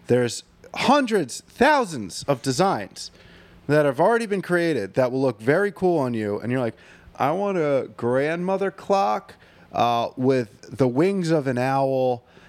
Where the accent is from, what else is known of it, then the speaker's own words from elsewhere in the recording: Chalfont, Pennsylvania, United States; Like, I grew up in Chalfont, Pennsylvania, but, you know, my dad's a Green Bay Packers fan